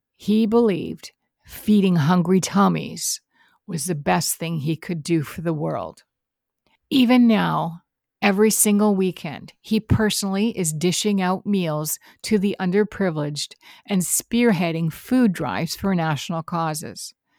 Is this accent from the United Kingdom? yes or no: no; Canada; I am Canadian.